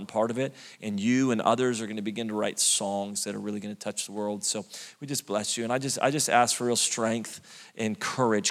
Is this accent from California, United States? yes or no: yes; Redding, California, United States; moved away as an adult; now in Sacramento, United States; Born and raised Reading, California